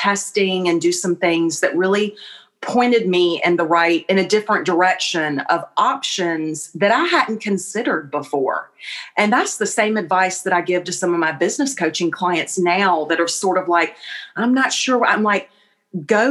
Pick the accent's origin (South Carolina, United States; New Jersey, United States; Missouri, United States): South Carolina, United States; Columbia; moved away as an adult; now in Charleston, United States; I grew up in Columbia. So like an hour and a half kind of northwest of Charleston